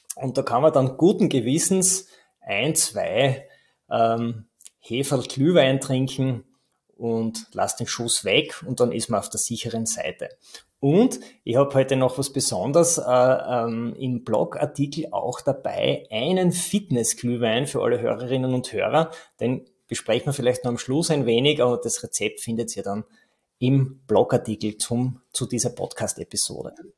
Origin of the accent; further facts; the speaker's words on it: Styria, Austria; bei uns in der Steiermark